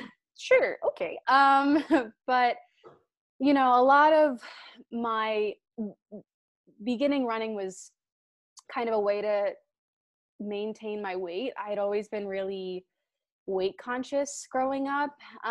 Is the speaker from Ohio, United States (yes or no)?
yes; Cleveland, Ohio, United States; now in Chicago, United States; I'm from Cleveland originally, live in Chicago now. So Midwestern gal through and through.